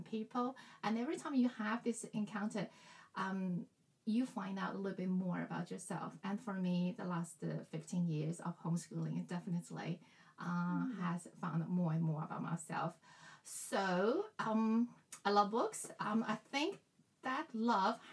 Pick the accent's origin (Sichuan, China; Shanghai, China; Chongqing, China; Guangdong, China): Shanghai, China; English is a second language; moved away as an adult; now in Australia; I grew up in Shanghai, the education, especially English education, started really young